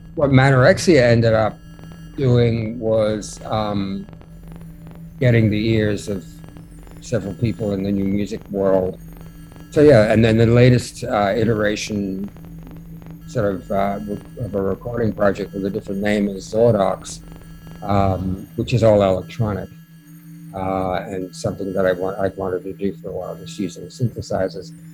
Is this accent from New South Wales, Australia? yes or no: no; Melbourne, Victoria, Australia; also born or lived in London; now in New York City, United States; I was born in Melbourne, Australia, and I moved to moved from there to London. Uh, lived there for five years, and I moved to New York City